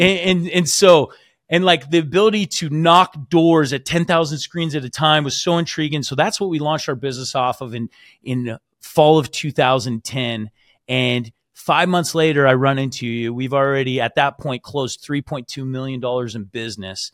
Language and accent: English; Washington, United States; moved away as an adult; also born or lived in Utah; I'm originally from Washington